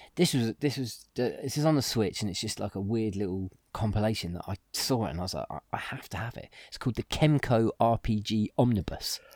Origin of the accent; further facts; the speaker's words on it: England, United Kingdom; we're English